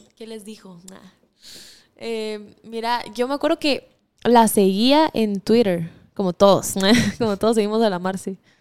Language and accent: Spanish; Guatemala; born or raised there